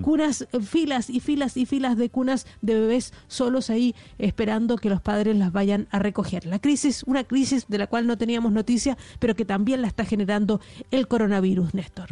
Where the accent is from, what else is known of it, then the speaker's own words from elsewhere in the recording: Chile; now in London, United Kingdom; Yo soy chilena también, pues, soy corresponsal aquí en Londres de, Blue Radio